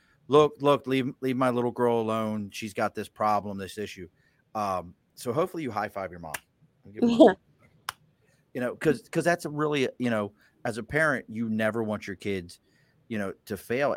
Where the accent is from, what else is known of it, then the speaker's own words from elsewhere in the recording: Baltimore, Maryland, United States; moved away; also born or lived in New Hampshire; I grew up in Baltimore